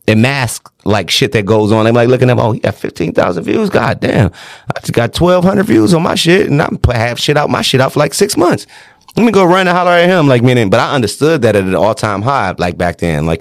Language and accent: English; Detroit, Michigan, United States; I'm from Detroit